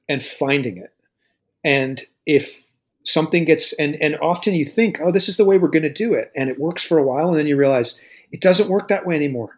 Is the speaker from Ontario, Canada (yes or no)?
no; Lunenburg, Nova Scotia, Canada; now in Dartmouth, Canada; I grew up in Lunenburg